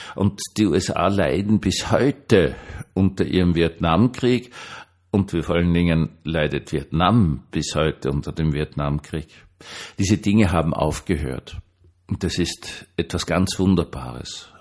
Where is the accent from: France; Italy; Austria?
Austria; Für mich so als Österreicher